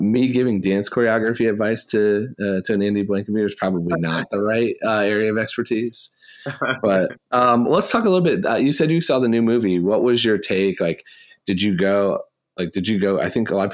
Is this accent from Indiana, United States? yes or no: yes; Indiana, United States; I'm from Indiana